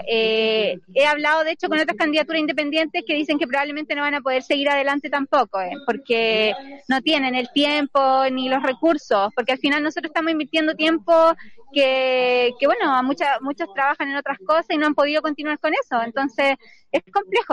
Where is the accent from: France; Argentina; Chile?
Chile; Rengo, O'Higgins; Yo vengo de Rengo, soy, soy renguina